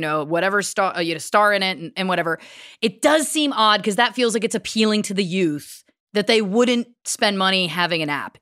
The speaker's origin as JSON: {"language": "English", "country": "Canada", "said": "we're Canadian"}